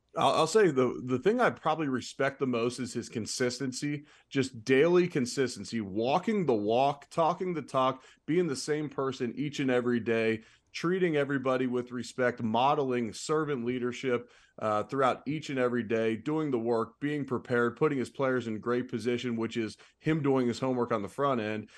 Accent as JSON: {"language": "English", "town": "Cincinnati", "region": "Ohio", "country": "United States", "moved": "yes", "said": "I'm originally from Cincinnati."}